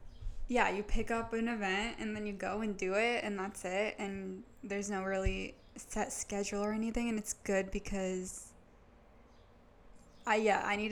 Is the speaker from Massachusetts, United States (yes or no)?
yes; North Shore, Massachusetts, United States; I am from the North Shore